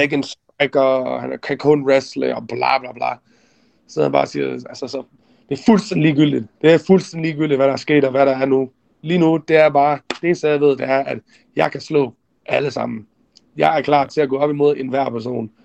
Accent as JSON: {"language": "Danish", "country": "Denmark", "moved": "yes", "lives_now": "Arizona, United States", "said": "jeg fik muligheden for at komme hjem til Danmark og se familie igen, og være hjemme i Danmark for første gang i mange, mange år"}